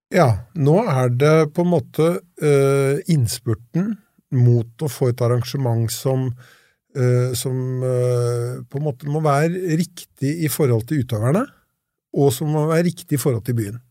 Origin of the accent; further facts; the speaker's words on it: Lillehammer, Innlandet, Norway; jeg er jo østlending, som dere og kommer fra Lillehammer